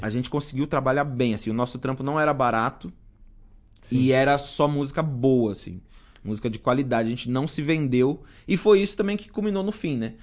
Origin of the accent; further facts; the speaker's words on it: São Bernardo do Campo, São Paulo, Brazil; Uma das melhores escolas da, lá da minha cidade, lá de São Bernardo.